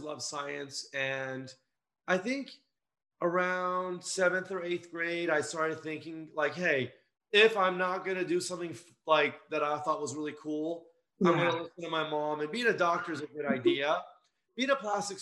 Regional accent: Los Angeles, California, United States; I grew up in Los Angeles

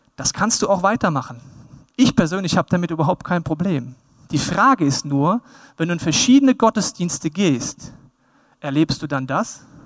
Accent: Bavaria, Germany; Ich mag mein Heimatland Bayern

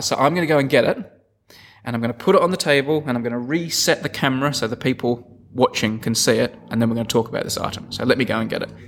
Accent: Adelaide, South Australia, Australia; I'm from Adelaide

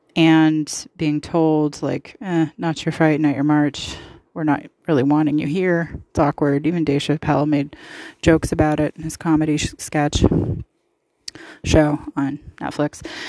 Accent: the West, United States; I'm from the West. All my family's from the West, all from San Francisco

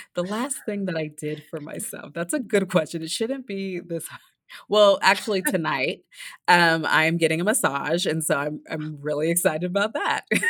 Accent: Los Angeles, California, United States; I'm from Los Angeles, and, you know, I had my first races there

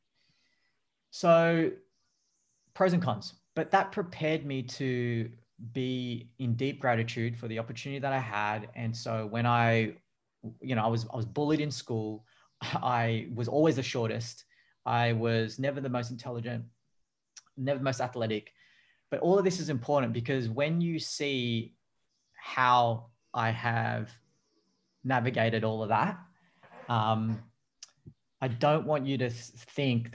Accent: Australia; also born or lived in Manila, Philippines / Sydney, Australia; I came to Australia, migrated here with my folks and my siblings when I was one. So I grew up as an Aussie kid with Filipino background

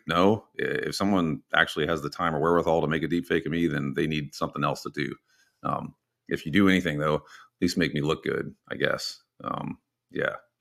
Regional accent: Texas, United States; I'm from Texas and Texas people have guns.

